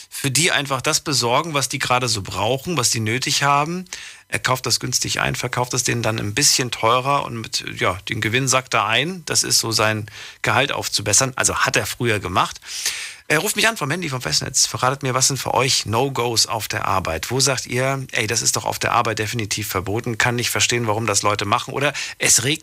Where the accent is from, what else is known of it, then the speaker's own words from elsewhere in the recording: St. Ingbert, Saarland, Germany; aus St. Ingbert.